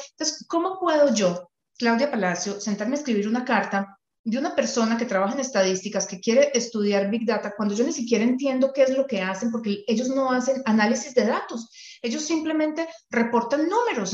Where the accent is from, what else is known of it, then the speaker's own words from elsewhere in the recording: Colombia; now in Canada; yo conozco algunas cosas de Colombia porque soy colombiana